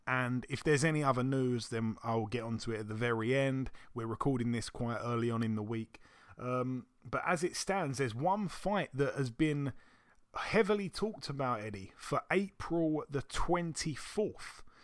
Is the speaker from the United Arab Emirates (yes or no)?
no; United Kingdom; being a Brit